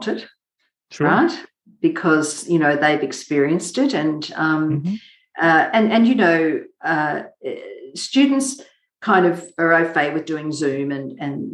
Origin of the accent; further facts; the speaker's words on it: Mackay, Queensland, Australia; I grew up in a small country town in northern Queensland called Mackay, and I grew up on a sugarcane farm.